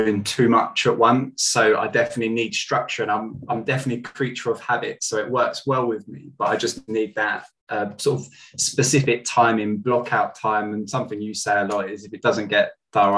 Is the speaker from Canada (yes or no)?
no; Kent, South East England, United Kingdom; also born or lived in Southeast London; I'm from Kent originally